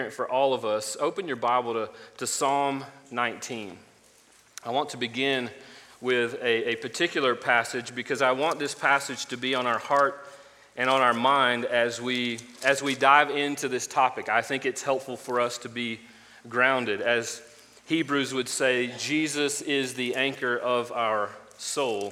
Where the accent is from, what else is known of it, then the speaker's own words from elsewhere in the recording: Florida, United States; moved away; I'm originally from Florida